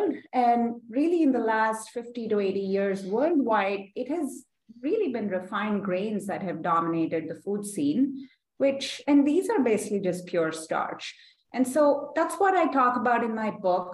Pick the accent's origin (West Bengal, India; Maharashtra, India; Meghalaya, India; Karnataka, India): Karnataka, India; Bangalore; moved away as an adult; now in New York City, United States; growing up in Bangalore itself, it's in South India